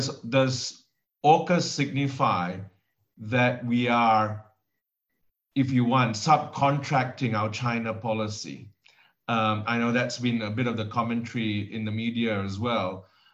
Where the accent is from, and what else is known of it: Australia